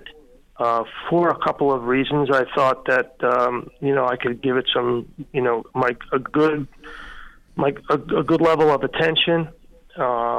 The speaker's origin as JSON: {"language": "English", "area": "Long Island", "region": "New York", "country": "United States", "said": "I'm a kid from Long Island who went to state school"}